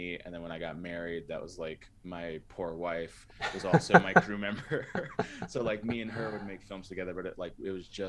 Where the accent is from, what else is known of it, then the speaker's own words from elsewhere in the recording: San Diego, California, United States; moved away as an adult; now in Salt Lake City, United States; I'm originally from San Diego